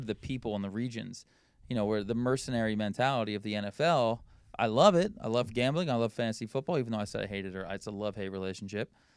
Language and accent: English; Philadelphia, Pennsylvania, United States; I'm from Philly